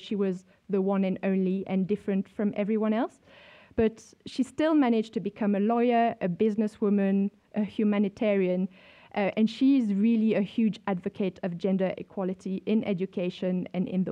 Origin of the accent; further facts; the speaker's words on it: France; moved away as an adult; also born or lived in Europe; now in South Africa; I grew up in France in the 80s